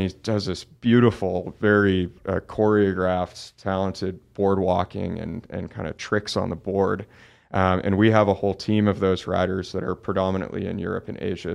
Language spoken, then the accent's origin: English; Oakland, California, United States; I grew up in Oakland, California, so pretty big, you know, city